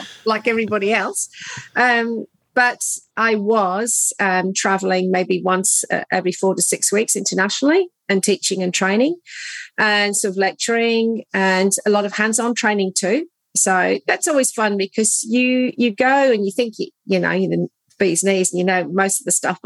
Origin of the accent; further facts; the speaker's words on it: United Kingdom; moved away as an adult; also born or lived in London, United Kingdom; now in Geelong, Australia; my background is I'm British, trained, as you can probably pick from my accent